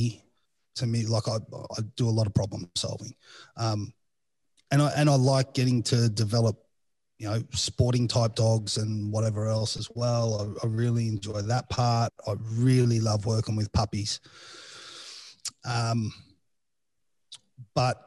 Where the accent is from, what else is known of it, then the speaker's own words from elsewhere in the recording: Australia; accent: Australian (Strine); moved away; I have all those typical Australian pronunciations